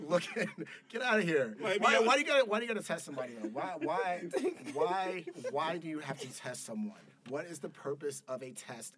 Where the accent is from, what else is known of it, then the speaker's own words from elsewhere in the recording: Louisville, Kentucky, United States; I'm from Louisville